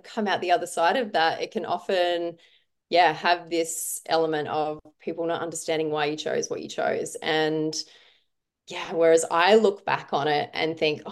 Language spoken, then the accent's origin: English; South Australia, Australia; I grew up in a small country town in South Australia